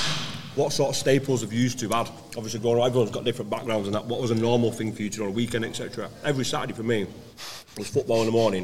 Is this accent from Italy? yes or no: no; Wigan, North West England, United Kingdom; born or raised there